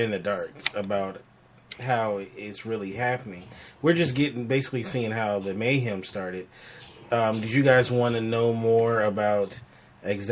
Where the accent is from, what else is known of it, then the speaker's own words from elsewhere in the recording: Los Angeles, California, United States; I'm from Los Angeles